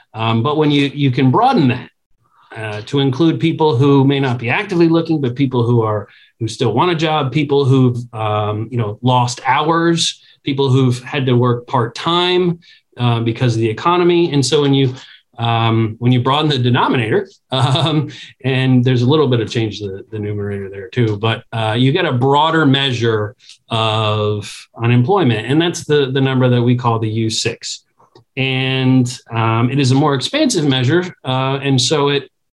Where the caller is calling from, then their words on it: Washington, District of Columbia, United States; I'm talking from Washington, D.C., so I can't ignore the political context.